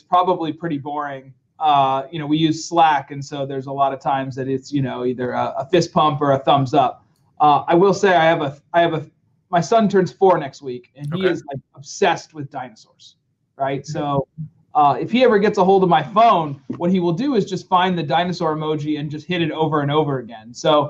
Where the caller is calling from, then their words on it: Austin, Texas, United States; I'm calling in from Austin, Texas.